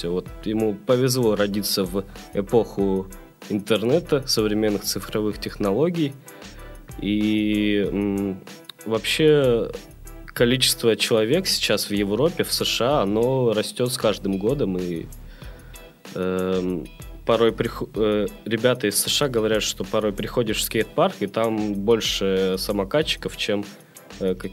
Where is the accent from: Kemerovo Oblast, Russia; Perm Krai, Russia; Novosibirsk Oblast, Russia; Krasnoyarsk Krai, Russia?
Perm Krai, Russia; Perm; moved away as an adult; now in Saint Petersburg, Russia; я вырос э, в Перми, э, в Санкт-Петербург, э, переехал учиться в 2007